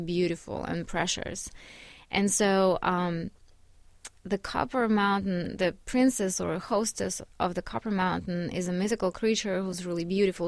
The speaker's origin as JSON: {"language": "English", "town": "Yekaterinburg", "region": "Sverdlovsk Oblast", "country": "Russia", "tie": "born or raised there", "moved": "yes", "lives_now": "United States", "said": "Yekaterinburg, my town"}